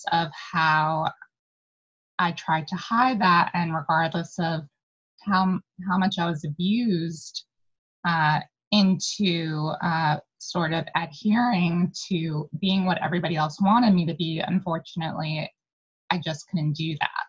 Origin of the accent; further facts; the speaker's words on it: New York City, New York, United States; originally born and raised in Manhattan, more specifically Spanish Harlem